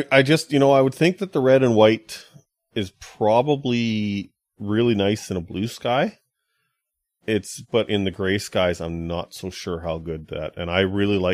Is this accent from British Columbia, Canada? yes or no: yes; Kamloops, British Columbia, Canada; moved away; my hometown of Kamloops